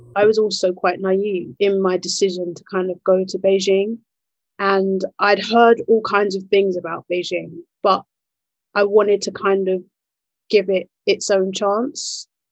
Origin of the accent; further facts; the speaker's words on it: Nigeria; I'm Nigerian, so we're in the west